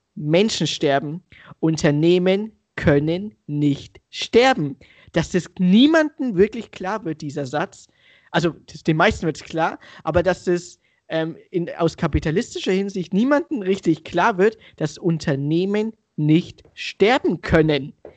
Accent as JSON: {"language": "German", "area": "Franconia", "region": "Bavaria", "country": "Germany", "tie": "born or raised there", "accent": "Franconian", "moved": "as an adult", "lives_now": "Munich, Germany", "said": "ich bin auch gerade in Franken, seit fünf Wochen im Homeoffice in meiner alten Heimatstadt"}